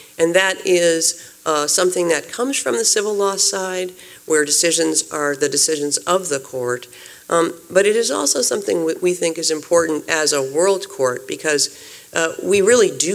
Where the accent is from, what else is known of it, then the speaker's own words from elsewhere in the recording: United States; I am American trained, and I am a U.S. national